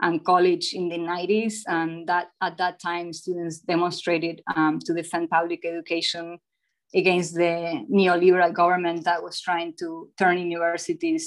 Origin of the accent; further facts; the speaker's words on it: Buenos Aires, Argentina; English is a second language; moved away as an adult; also born or lived in New Jersey / Oregon; now in Washington, United States; I was born and raised in Buenos Aires, Argentina